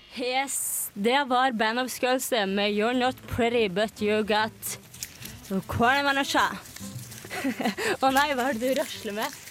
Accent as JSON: {"language": "Norwegian", "town": "Larvik", "region": "Vestfold", "country": "Norway", "moved": "yes", "lives_now": "Trondheim, Norway", "said": "hjemme i Larvik"}